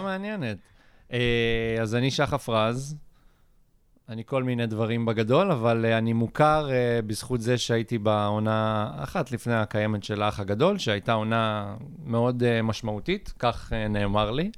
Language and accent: Hebrew; Ashdod, Southern District, Israel; אני מאשדוד